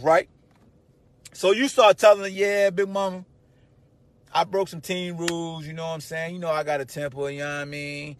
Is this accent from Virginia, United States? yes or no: yes; Hampton, Virginia, United States; moved away